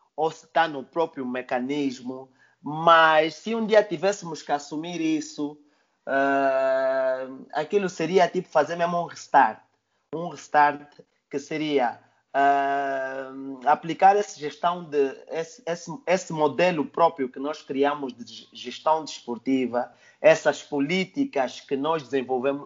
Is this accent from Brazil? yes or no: no; Angola